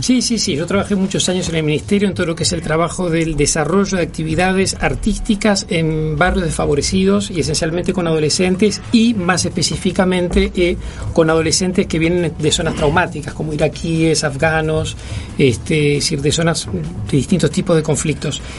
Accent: Uruguay; yo siempre reivindico el haber sido formado acá. Yo soy un producto del Liceo Bausá, de la educación pública, de la Cinemateca

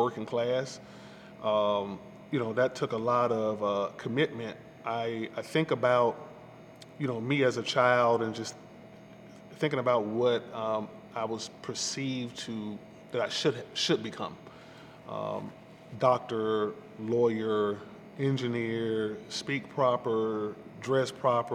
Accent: Atlanta, Georgia, United States; I'm a Grady baby, and growing up in Northwest Atlanta

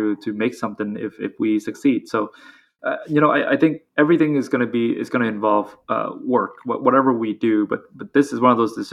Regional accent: Vietnam; moved away; I grew up in Vietnam, all the other founders did as well.

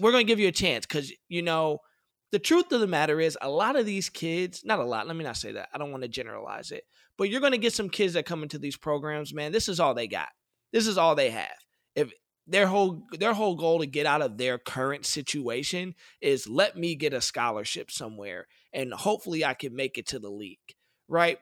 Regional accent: Detroit, Michigan, United States; I'm from Detroit, Michigan. The Detroit public school system is terrible

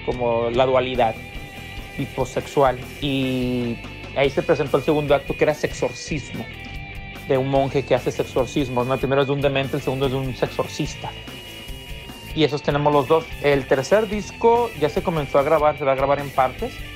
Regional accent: Jalisco, Mexico; now in Los Angeles, United States; somos originarios de Tunalguilla, Jalisco, México

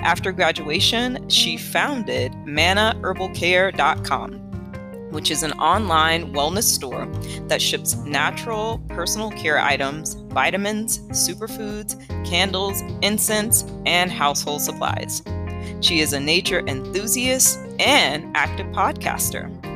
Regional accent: the South, United States; I'm from the South

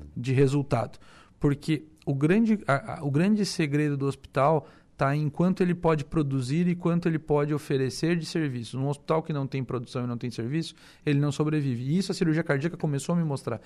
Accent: Armazém, Santa Catarina, Brazil; eu sou natural de Armazém, né? Uma cidadezinha de 5 mil habitantes, tinha 5 mil na época é, ali próximo a Tubarão. Uhum. E, e, cresci naquela cidade

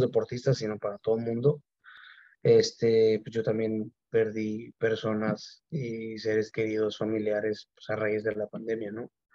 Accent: Mexicali, Baja California, Mexico; now in Mexico City, Mexico; sí soy de Mexicali, pero llevo entrenando todo el año en la Ciudad de México

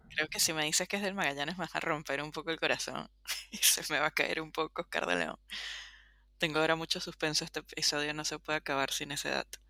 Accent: Venezuela; also born or lived in Caracas; como todo venezolano

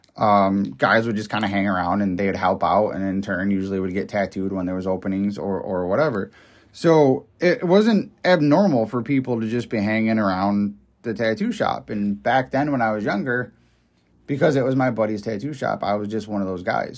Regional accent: upstate New York, United States; I'm from up, upstate New York

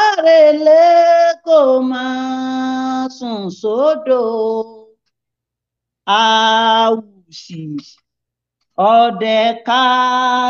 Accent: Ilobu, Osun, Nigeria; I'm from Ilobu, Osun State, Nigeria

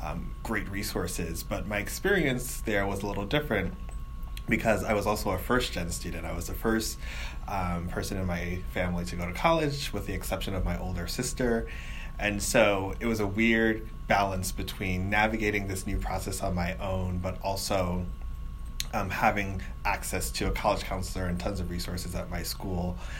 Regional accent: New York City, New York, United States; I grew up in New York City, actually.

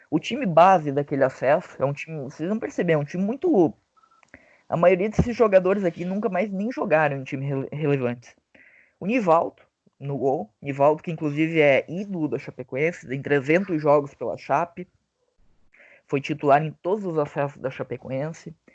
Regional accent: Santa Catarina, Brazil; eu, como catarinense

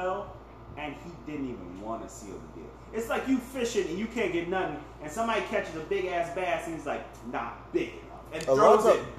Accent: New Jersey, United States; I got to rep Jersey

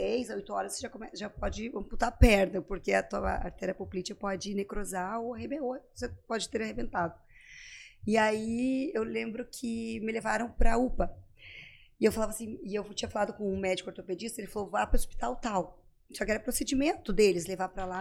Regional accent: Pato Branco, Paraná, Brazil; moved away as an adult; also born or lived in Santa Maria / Recife / Caruaru / Florianópolis; eu sou de Pato Branco, Pato Branco daí

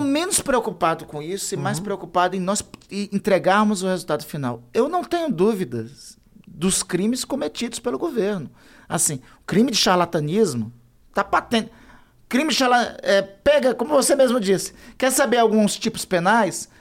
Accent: Brazil; also born or lived in Amapá; Eu sou lá da Amazônia

